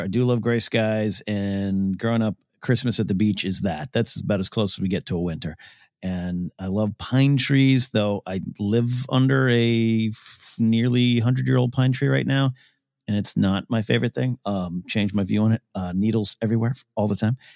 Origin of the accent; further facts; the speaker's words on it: Orange County, California, United States; I was this kid from Orange County or a little bit later when we moved to the beach